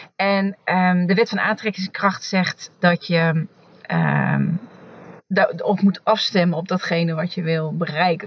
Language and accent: Dutch; Achterhoek, Gelderland, Netherlands; ik ben in de Achterhoek opgegroeid